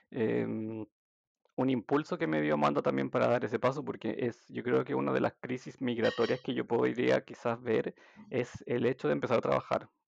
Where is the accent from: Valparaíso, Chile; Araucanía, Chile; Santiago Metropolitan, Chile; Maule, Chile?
Santiago Metropolitan, Chile; Santiago; now in Germany; yo soy de Chile, soy de Santiago, de la capital. En la capital viven como unos 6 millones de personas, creo. Bueno, al menos cuando me vine.